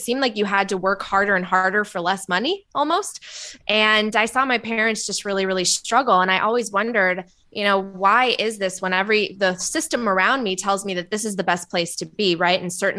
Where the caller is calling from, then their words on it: Los Angeles, California, United States; I'm calling in from beautiful, sunny, and hot Los Angeles. It does not feel like March 1st here.